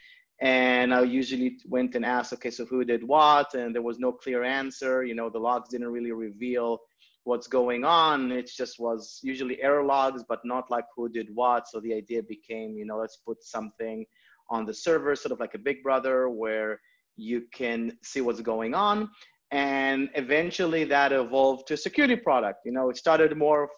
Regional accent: Israel; moved away as an adult; now in United States; I'm originally from Israel. I moved to the US about 6-7 years ago

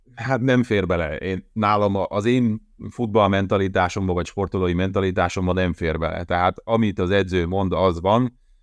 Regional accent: Hódmezővásárhely, Csongrád-Csanád, Hungary; moved away as an adult; Hódmezővásárhelyen a szülővárosomban

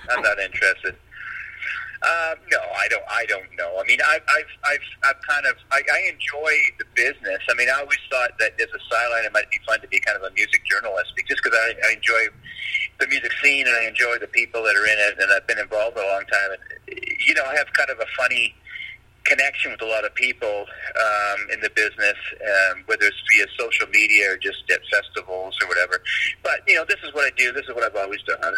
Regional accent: Nanaimo, British Columbia, Canada; born or raised there

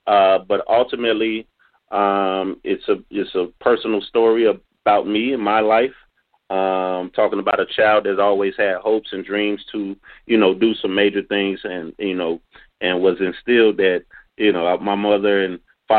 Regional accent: Louisville, Kentucky, United States; also born or lived in Oakland, California; I'm originally from Oakland, California. I'm raised in Louisville, Kentucky. I was fortunate to be raised in a two-parent home.

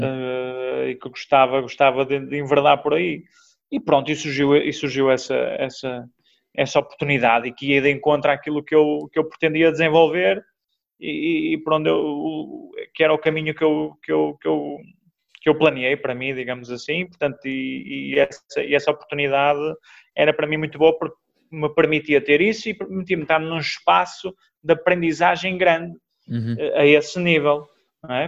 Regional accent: Braga, Norte, Portugal; eu sou natural de Braga

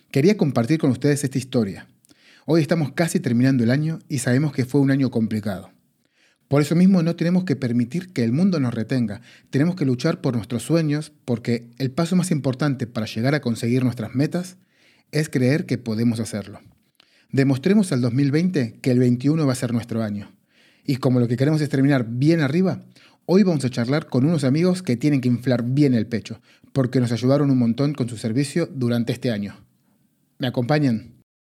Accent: Argentina; now in Spain; si se preguntan, che, qué raro que habla este pibe, es porque soy argentino. Pero si se preguntan, che, tampoco habla tan raro, es porque llevo 19 años en España

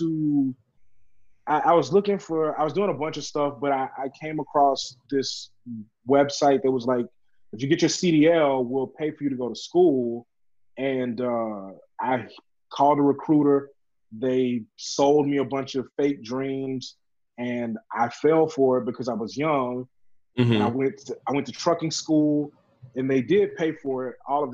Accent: Louisiana, United States; I grew up in small town Louisiana where we don't have mountains

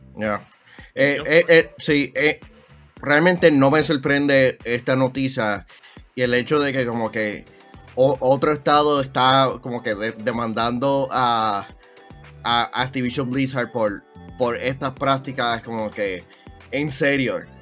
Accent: Puerto Rico; ser un boricua

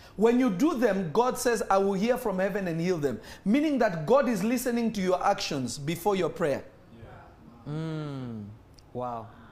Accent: Nairobi, Kenya; now in United States; I remember when I was growing up in Nairobi, Kenya. I'm not Kenyan, but I grew up in Kenya.

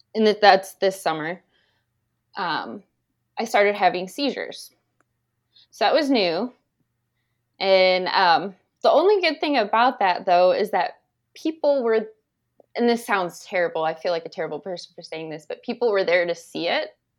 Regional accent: Indiana, United States; I'm originally from Cowes, Indiana. Um, and that's where I know Joey from, when we went to school together.

